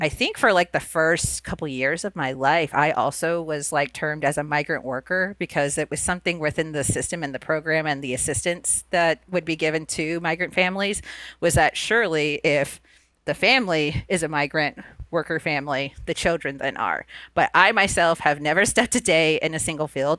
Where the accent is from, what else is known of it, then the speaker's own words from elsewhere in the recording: Immokalee, Florida, United States; first language Spanish; English is a second language; I'm originally from a tiny little town in South Florida called Immokalee.